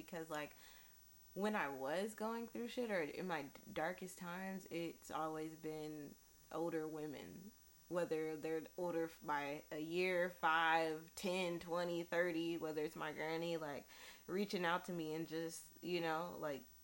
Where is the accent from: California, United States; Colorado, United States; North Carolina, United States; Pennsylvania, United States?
California, United States; Paramount; I'm hailing from Paramount, California.